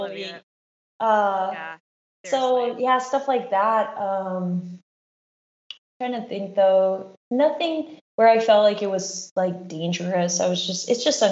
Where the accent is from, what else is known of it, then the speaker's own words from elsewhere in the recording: Anchorage, Alaska, United States; my hometown, Anchorage, Alaska.